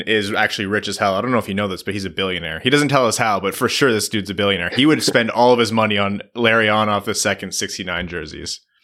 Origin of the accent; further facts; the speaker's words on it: Windsor, Ontario, Canada; my hometown, Windsor.